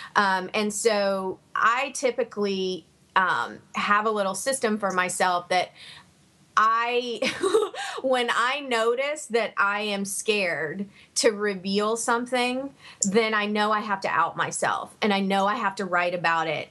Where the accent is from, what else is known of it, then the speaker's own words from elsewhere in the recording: Savannah, Georgia, United States; when I was growing up in Savannah